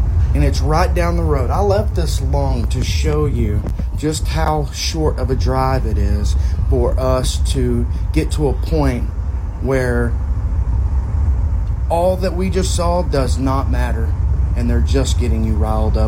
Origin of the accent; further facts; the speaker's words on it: Texas, United States; I'm from Texas.